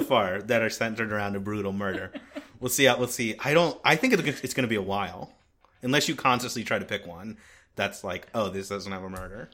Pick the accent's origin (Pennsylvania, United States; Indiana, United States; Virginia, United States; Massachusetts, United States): Pennsylvania, United States; Philadelphia; We're from Philadelphia. We're recording in Philadelphia right now